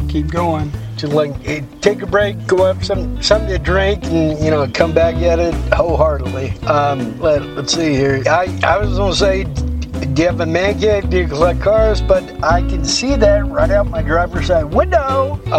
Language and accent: English; Texas, United States; I'm from Texas, born and raised in Texas.